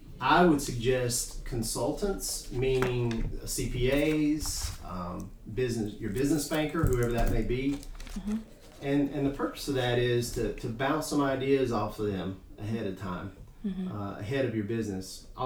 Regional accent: Clemmons, North Carolina, United States; You know, just a little bit about me. I'm a local guy. I grew up here in Clemens.

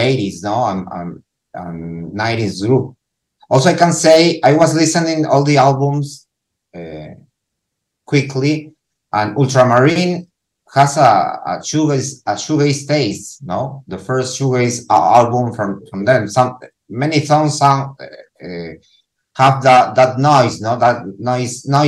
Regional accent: Lima, Peru; English is a second language; I'm from Peru, from Lima, Peru.

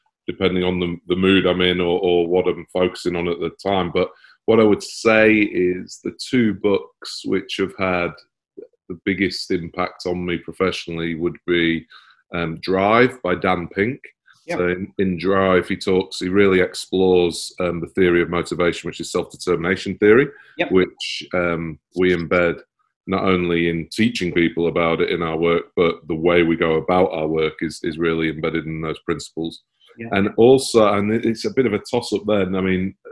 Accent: Manchester, North West England, United Kingdom; moved away as an adult; now in Sydney, Australia; I'm in Manchester, or was I've lived there for about 20 years. But yeah, from Manchester originally.

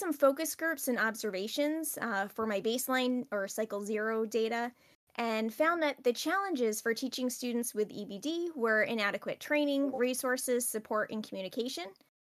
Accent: Rhode Island, United States; I'm from Rhode Island

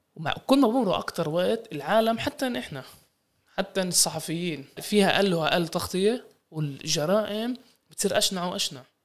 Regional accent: Palestine; إحنا كفلسطينيين

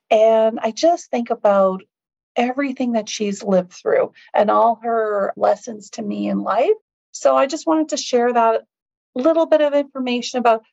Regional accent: Sydney, Nova Scotia, Canada; also born or lived in Sipekne'katik First Nation; born in Sydney, Nova Scotia

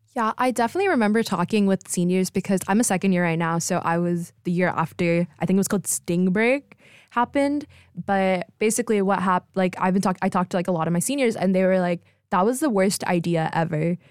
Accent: Texas, United States; moved away as an adult; I'm from Texas

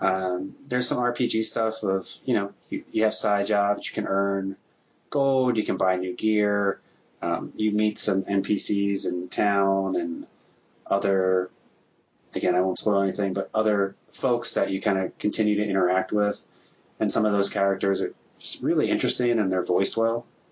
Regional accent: New Jersey, United States; moved away; I'm from Jersey. We have weird dialects out there. But I've been in the Midwest for so long, I think it's been beaten out of me.

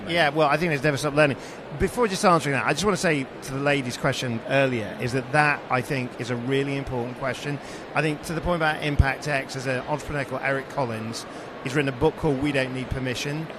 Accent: Sheffield, Yorkshire and the Humber, United Kingdom; being 11 years old growing up in Sheffield

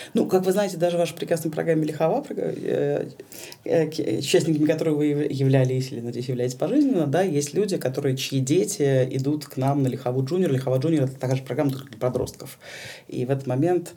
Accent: Saint Petersburg, Russia; я петербурженка

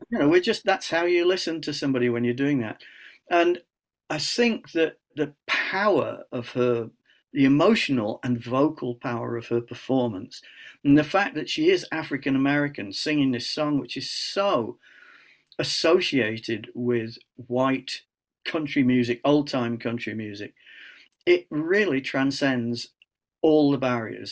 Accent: Scunthorpe, Yorkshire and the Humber, United Kingdom; I'm from Scunthorpe

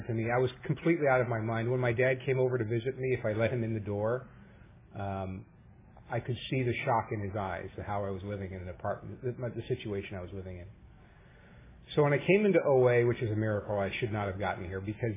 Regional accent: New York, United States; now in Orange County, United States; I was raised in New York in a loving, caring home

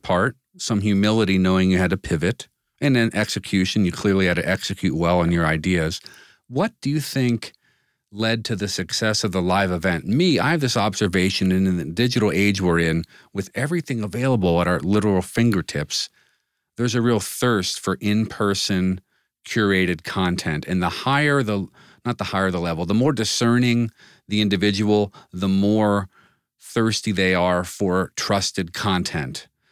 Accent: United States; we as an American business society

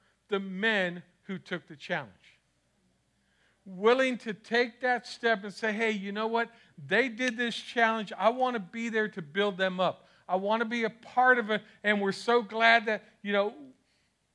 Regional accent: Miami, Florida, United States; moved away; I'm from Miami, so I'm going back.

